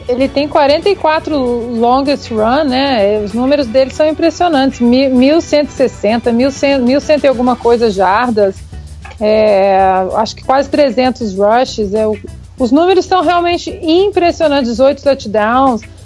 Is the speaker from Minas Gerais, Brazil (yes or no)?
yes; Minas Gerais, Brazil; Eu, como, como uma boa mineira